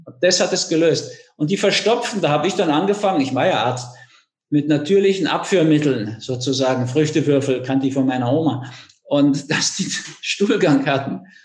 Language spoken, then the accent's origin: German; Germany; now in Austria; Ich war auch die ersten 40 Jahre Deutscher